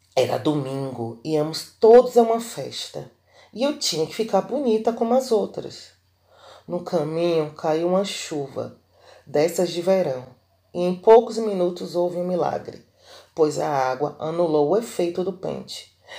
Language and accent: Portuguese; Bahia, Brazil; sou baiana